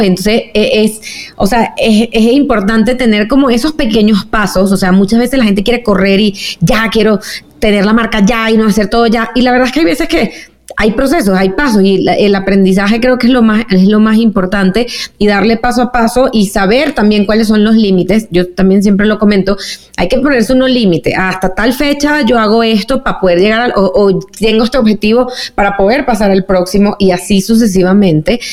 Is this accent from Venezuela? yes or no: yes; Venezuela; moved away; also born or lived in New York; yo como venezolana